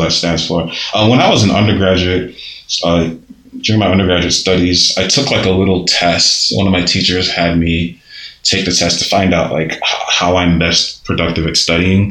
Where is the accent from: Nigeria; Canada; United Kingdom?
Nigeria; now in United States; growing up in Nigeria